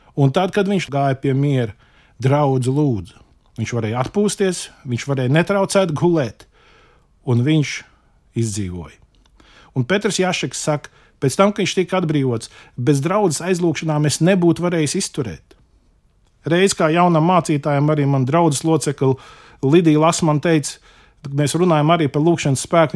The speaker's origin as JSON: {"language": "Latvian", "country": "Latvia"}